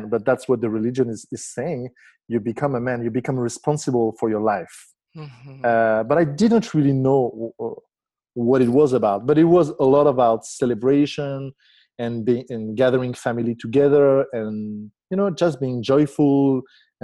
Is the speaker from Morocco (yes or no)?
yes; Morocco; I was born in Morocco in a Jewish family